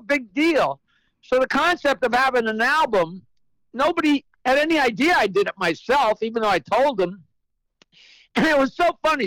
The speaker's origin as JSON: {"language": "English", "town": "East Norwich", "region": "New York", "country": "United States", "tie": "born or raised there", "said": "I grew up in the North Shore of Long Island uh, in a little hamlet called East Norwich"}